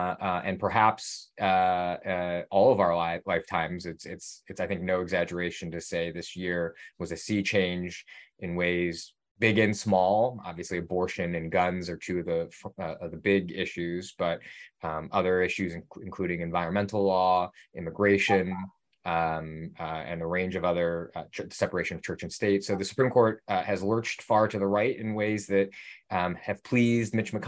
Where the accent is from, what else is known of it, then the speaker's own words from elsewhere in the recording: Ohio, United States; So I grew up in Ohio and went to that other school in New Haven, Connecticut